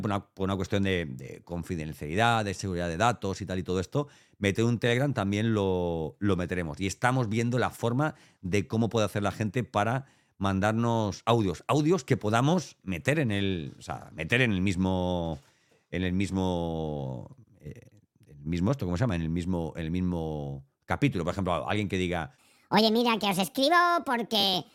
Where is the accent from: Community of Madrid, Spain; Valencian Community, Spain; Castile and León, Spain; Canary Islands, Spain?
Valencian Community, Spain; Elche; now in Andalusia, Spain; nosotros somos ilicitanos